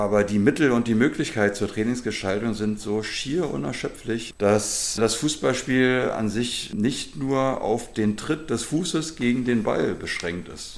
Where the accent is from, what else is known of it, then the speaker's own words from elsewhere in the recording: Berlin, Germany; also born or lived in Claro (possibly Kladow, Berlin); gebürtiger Berliner mit meinen Eltern bin ich 1971 hier nach Claro gezogen